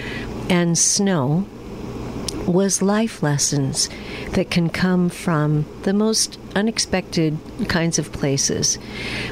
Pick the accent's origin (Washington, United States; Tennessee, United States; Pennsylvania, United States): Washington, United States; also born or lived in Steamboat Springs, Colorado; I grew up in Washington State